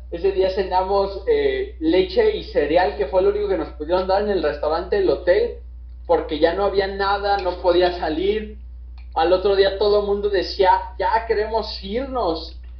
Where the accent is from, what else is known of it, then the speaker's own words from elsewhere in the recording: Mexico; nosotros como, mexicanos somos un poco más resilientes